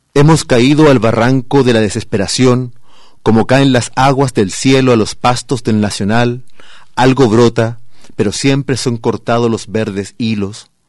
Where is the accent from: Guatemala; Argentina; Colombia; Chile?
Chile; moved away as an adult; now in Guadalajara, Mexico; yo vengo del desierto de Atacama, eh, en Chile